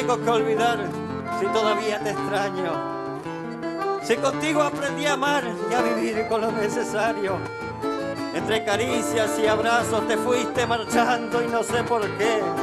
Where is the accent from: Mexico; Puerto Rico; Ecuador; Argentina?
Argentina; Federal, Entre Ríos; mi pueblo, a mi festival